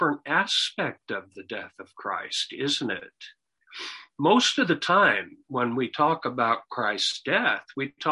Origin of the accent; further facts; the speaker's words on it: United States; growing up in America, even though I was not a believer